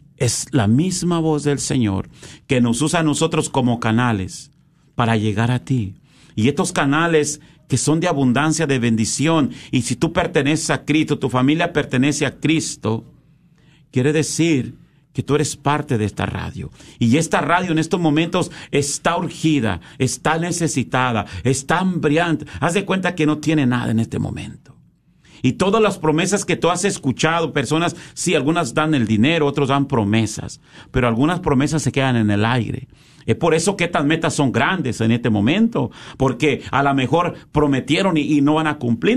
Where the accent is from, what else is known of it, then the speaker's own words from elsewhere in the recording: Mexico; now in United States; como hacíamos en México